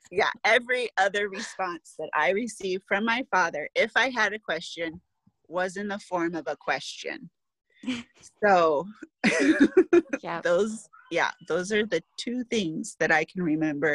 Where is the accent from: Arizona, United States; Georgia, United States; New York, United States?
Arizona, United States; Fort Huachuca; born there; I knew I was born in Arizona, Fort Huachuca